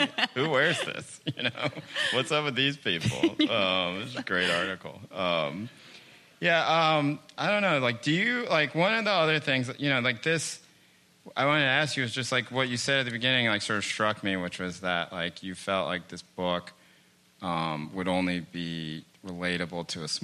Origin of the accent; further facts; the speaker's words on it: Chapel Hill, North Carolina, United States; where I grew up in Chapel Hill